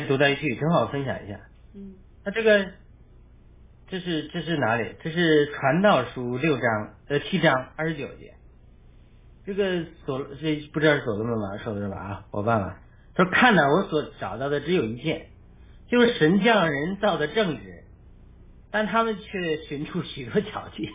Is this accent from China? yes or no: yes; China; 我们中国人的伟大